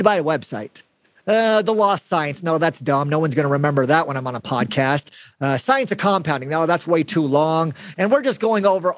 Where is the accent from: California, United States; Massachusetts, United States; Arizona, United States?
Arizona, United States; Mesa; also born or lived in Gilbert, Arizona; I grew up in West Mesa. That's kind of a poor part of Arizona